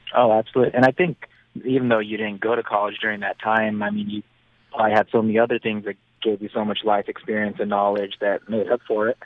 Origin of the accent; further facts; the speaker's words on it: Reno, Nevada, United States; my hometown of Reno, Nevada, since I'm so close